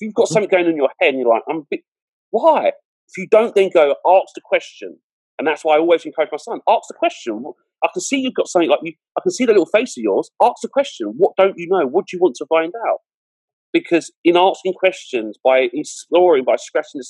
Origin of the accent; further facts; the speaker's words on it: London, United Kingdom; where I was brought up in Southeast London, very multicultural.